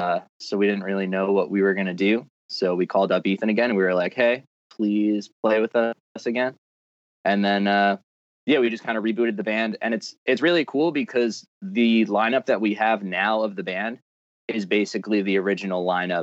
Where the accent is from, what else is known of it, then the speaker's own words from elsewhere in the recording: Massapequa, New York, United States; We're all from Massapequa.